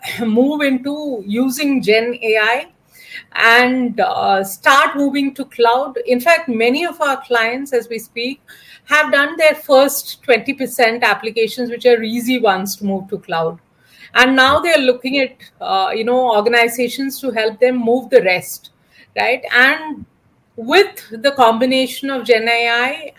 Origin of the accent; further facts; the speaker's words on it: Kerala, India; I'm basically from Kerala